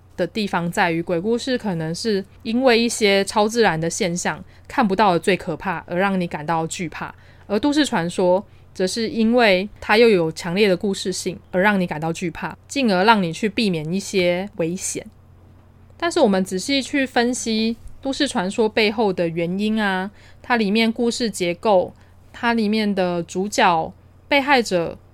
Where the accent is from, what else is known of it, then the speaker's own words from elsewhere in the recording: Taiwan; 既然我们都是台湾人，在这边居住了那么久